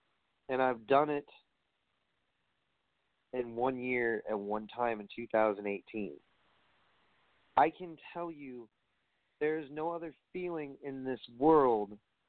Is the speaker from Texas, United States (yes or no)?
no; New York, United States; I said, I'm from New York.